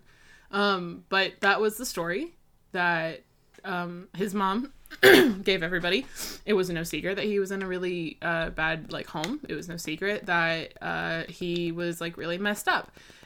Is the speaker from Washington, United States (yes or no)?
no; Tennessee, United States; We both grew up in Tennessee